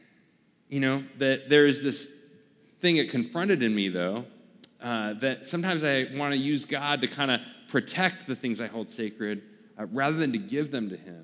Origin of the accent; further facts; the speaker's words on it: Portland, Oregon, United States; moved away; I lived in Portland, kind of my hometown back at the time